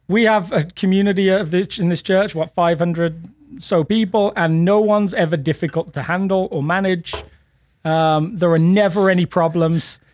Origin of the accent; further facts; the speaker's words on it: England, United Kingdom; now in Littleton, United States; as an Englishman.